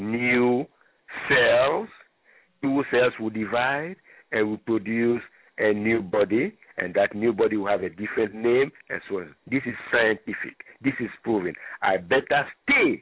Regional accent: Libreville, Estuaire, Gabon; moved away; I grew up in Libreville, Gabon

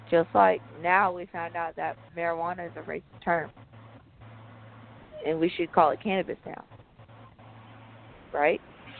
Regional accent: United States; I'm black American. That's what I am. I'm not ashamed. Or just American.

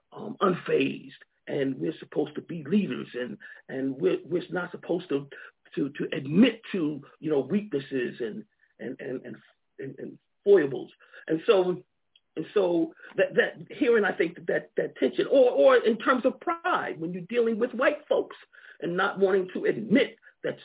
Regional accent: Long Island, New York, United States; moved away as an adult; also born or lived in Alabama / Georgia / Akron, Ohio; now in Montgomery, United States; I grew up in New York, Long Island, New York, you know, and so I came to Alabama really as a student in college

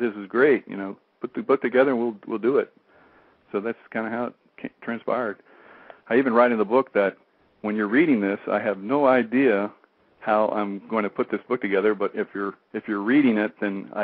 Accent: Columbia, South Carolina, United States; moved away as an adult; my hometown here in Columbia

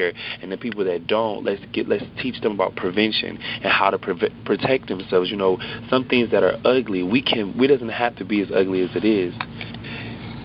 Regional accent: Hamtramck, Michigan, United States; I grew up in Hamtramck, very, very diverse city

